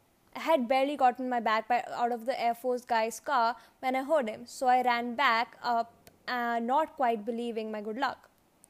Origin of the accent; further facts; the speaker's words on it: England, United Kingdom; now in Los Angeles, United States; I was from England and visiting a friend in LA.